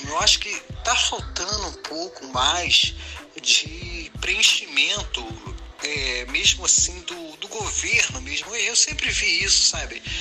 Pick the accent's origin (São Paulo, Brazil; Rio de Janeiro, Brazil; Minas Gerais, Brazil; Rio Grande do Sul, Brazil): Rio de Janeiro, Brazil; Boa tarde … sou do Rio de Janeiro